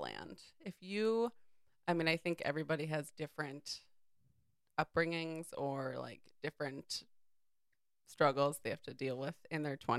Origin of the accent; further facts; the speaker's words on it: Cape Cod, Massachusetts, United States; now in Jersey City, United States; We live in Jersey City. Yeah, we're from Cape Cod